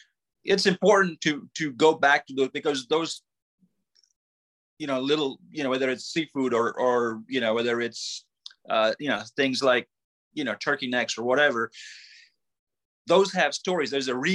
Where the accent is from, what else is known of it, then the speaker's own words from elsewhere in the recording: Mississippi, United States; I mean, if I'm going to claim I'm from Mississippi, then I was not going to not have catfish recipes in the book.